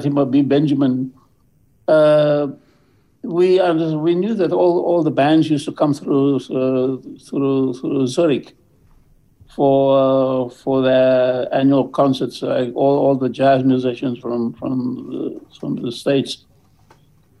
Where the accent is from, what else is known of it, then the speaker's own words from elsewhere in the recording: South Africa; moved away as an adult; also born or lived in New York; I come from South Africa